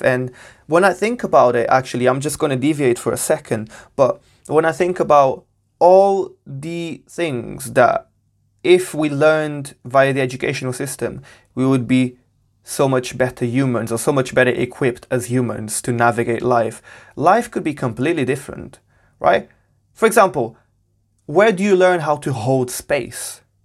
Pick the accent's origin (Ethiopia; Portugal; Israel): Portugal; now in United Kingdom; I was born and raised in Portugal. I'm currently based in the U K.